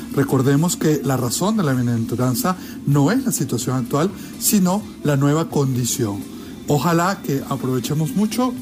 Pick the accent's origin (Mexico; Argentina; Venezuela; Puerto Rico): Venezuela; Desde mi querida Venezuela, mi tierra natal